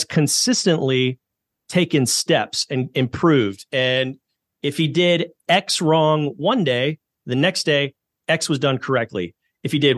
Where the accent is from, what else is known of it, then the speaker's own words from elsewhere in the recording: Houston, Texas, United States; also born or lived in Lubbock, Texas; I'm from Houston